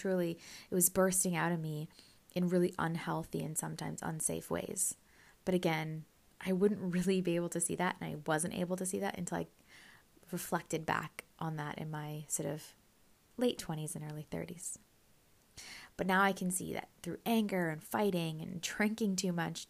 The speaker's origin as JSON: {"language": "English", "country": "Canada", "tie": "born or raised there", "also_born_or_lived": "Scotland", "said": "I grew up in Canada from about the age of 2, so I saw myself as Canadian. However, I was born in Scotland"}